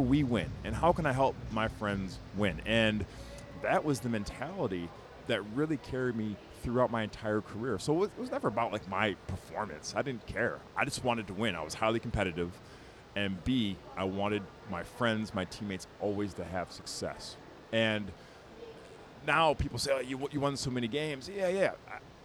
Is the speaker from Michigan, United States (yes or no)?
yes; Birmingham, Michigan, United States; I grew up outside Detroit, Michigan, Tonka, Birmingham, Michigan